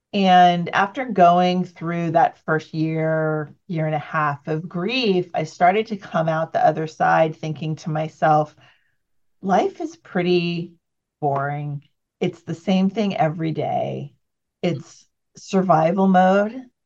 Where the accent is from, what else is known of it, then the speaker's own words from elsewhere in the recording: San Jose, California, United States; I grew up in near Silicon Valley, California, San Jose area.